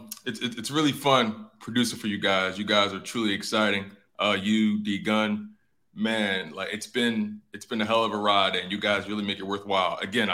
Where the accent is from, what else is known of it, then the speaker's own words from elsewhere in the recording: Philadelphia, Pennsylvania, United States; moved away as an adult; now in Texas, United States; Born and raised North Philadelphia. Grew up, I want to say, 23rd and Dolphin, 23rd and Diamond, not too far from Temple. Temple's right down the street.